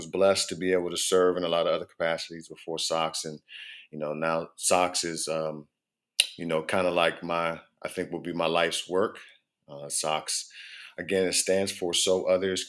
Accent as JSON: {"language": "English", "area": "Prince George's County", "region": "Maryland", "country": "United States", "tie": "born or raised there", "also_born_or_lived": "Baltimore, Maryland", "said": "I am a native of the DMV. I was born in Baltimore, but I grew up in Prince George's County"}